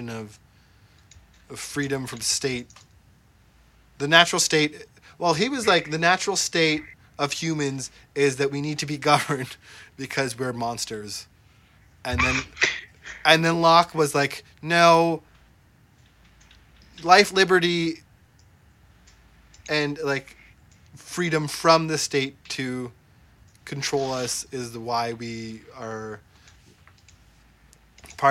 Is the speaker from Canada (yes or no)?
yes; Brampton, Ontario, Canada; My town is like 90%, or not even, probably like 70% Indian people, and there's still people trying to like bring back Brampton to the good old days